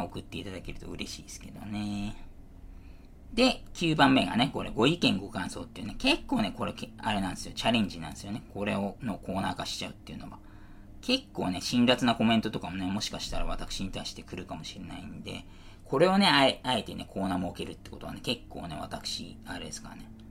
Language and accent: Japanese; Niiza, Saitama, Japan; 埼玉県新座市というところね、放送をしてますし、私そこで生まれておりますということで。小中はね、市内の公立学校の方にね、住んでおりまして